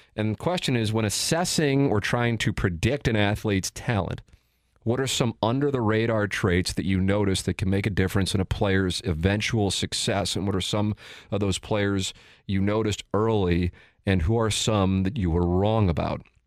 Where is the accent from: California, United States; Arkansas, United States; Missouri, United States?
Missouri, United States; St. Louis; I work at Cam over here in Saint Louis